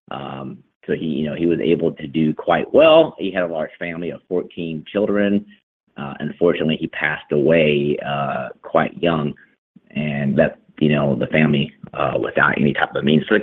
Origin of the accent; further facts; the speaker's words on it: Texas, United States; born or raised there